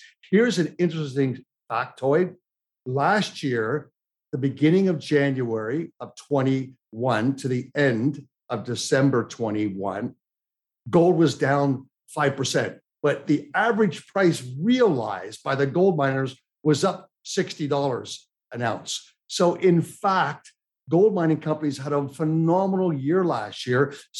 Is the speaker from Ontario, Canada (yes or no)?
yes; Toronto, Ontario, Canada; now in United States; But I feel sad being a Canadian American, what my family and relatives have had to go through. I'm so happy my little six-year-old daughter, she's been able to go to school every day here. Had we stayed in Toronto